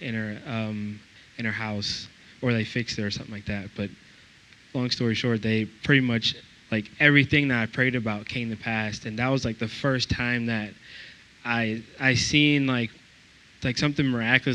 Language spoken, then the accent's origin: English; Georgia, United States; moved away as an adult; also born or lived in Iowa; because I'm from Georgia